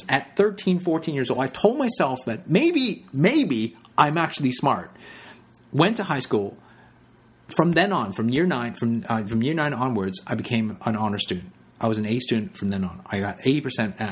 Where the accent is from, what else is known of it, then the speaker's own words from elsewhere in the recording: Canada; also born or lived in Hong Kong; I was born in Canada, but at age of 5, I actually left to go to Hong Kong. My parents moved us to Hong Kong for 4 years